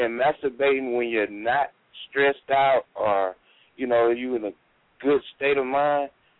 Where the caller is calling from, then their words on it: Dothan, Alabama, United States; I'm calling from Dothan.